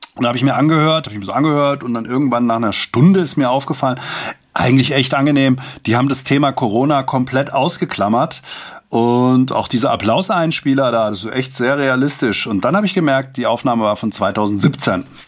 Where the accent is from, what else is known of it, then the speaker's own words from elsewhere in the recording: Langen, Hesse, Germany; in meiner Heimatstadt Langen